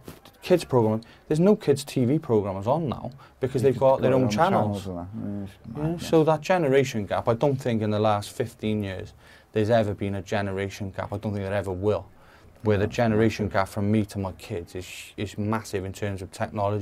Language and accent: English; Cardiff, Wales, United Kingdom; I was from the Crystals in Lanishan